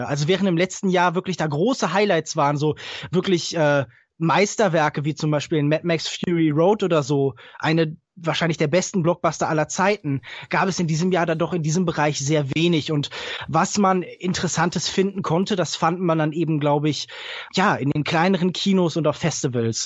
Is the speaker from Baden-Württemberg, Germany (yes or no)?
yes; Heidelberg, Baden-Württemberg, Germany; ich komme ja aus Heidelberg